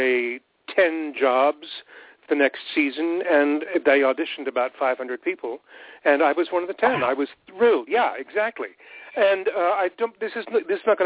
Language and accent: English; Montreal, Quebec, Canada; moved away as an adult; also born or lived in Ottawa, Ontario; I was born in Ottawa. And we very quickly moved to Montreal, and that's where I grew up.